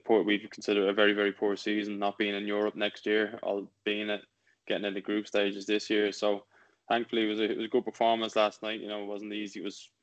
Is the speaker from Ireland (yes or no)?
yes; Ireland; being Irish